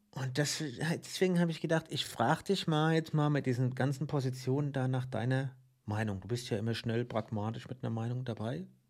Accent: Mainz, Rhineland-Palatinate, Germany; Ich bin Mainzer

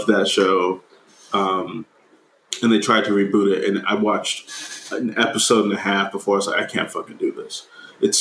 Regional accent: Friendswood, Texas, United States; now in Pittsburgh, United States; the library in my hometown in Friendswood, Texas, was never lacking for anything

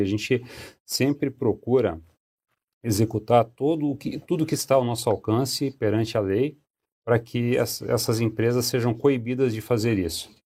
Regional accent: Cascavel, Paraná, Brazil; moved away as an adult; now in Curitiba, Brazil; Eu sou paranaense, eu sou de Cascavel, mas já me considero curitibano porque eu moro basicamente há 28 anos aqui em Curitiba. Vim para cá para estudar

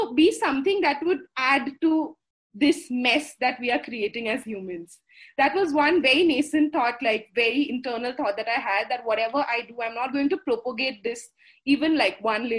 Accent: Assam, India; first language Assamese; English is a second language; Moromere means with love. In Assamese being my mother tongue.

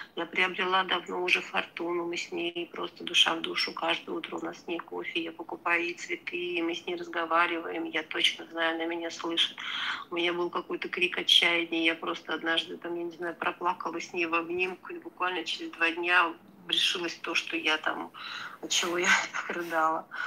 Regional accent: Georgia; я сама грузинка

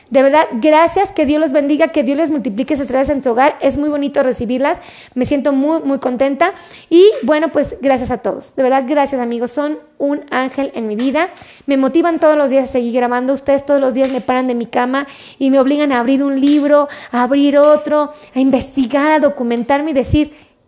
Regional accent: Querétaro, Mexico; Oh, no, pues yo soy de Querétaro, ¿no?

